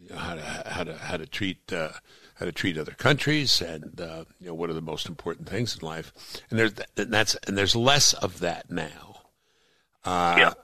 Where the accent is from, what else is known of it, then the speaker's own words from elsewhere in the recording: New York City, New York, United States; I grew up in Brooklyn, New York